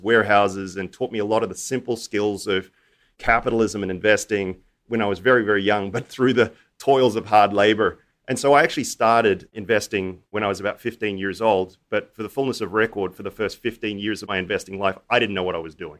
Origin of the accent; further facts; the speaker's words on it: Australia; I grew up in Australia